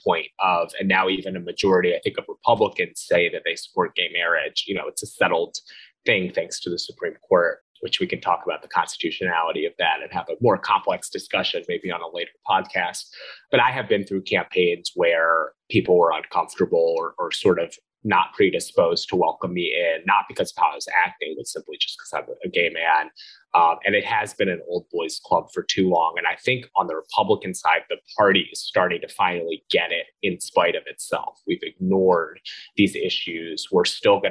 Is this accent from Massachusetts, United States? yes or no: no; Philadelphia suburbs, Pennsylvania, United States; moved away as an adult; also born or lived in Washington, D.C. / Brooklyn, New York; I grew up in Philadelphia suburbs, went to Georgetown, very sort of blue environment, lived in Brooklyn